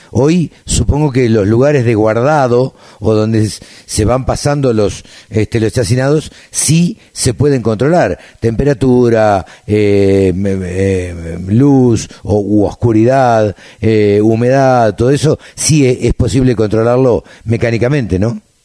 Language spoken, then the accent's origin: Spanish; Maipú, Argentina; soy de Maipú